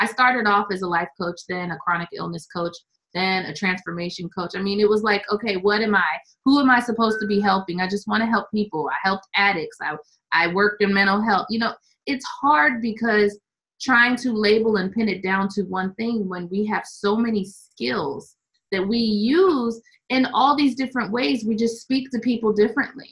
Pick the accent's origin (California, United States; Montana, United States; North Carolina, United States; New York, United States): New York, United States; Syracuse; I grew up in Syracuse